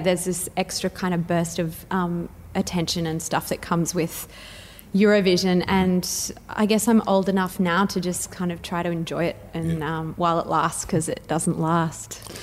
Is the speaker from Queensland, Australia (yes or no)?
yes; Brisbane, Queensland, Australia; I grew up in Indooroopilly